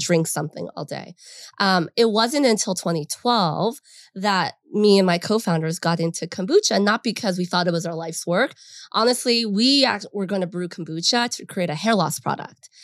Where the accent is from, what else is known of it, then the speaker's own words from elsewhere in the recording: San Fernando Valley, California, United States; we grew up in the San Fernando Valley